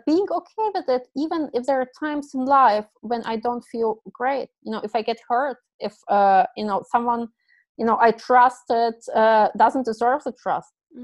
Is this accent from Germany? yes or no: yes; Germany; moved away; I grew up in Germany